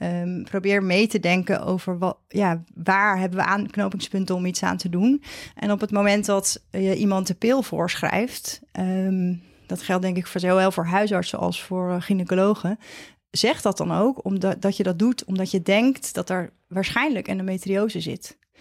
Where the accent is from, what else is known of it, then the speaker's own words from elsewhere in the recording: Vlissingen, Zeeland, Netherlands; moved away as an adult; also born or lived in Leiden / Amsterdam / Maastricht / Utrecht; now in near Het Gooi, Netherlands; Ik kom uit Zeeland. Ik ben een uh, Zeeuws meisje, opgegroeid in um, Vlissingen met name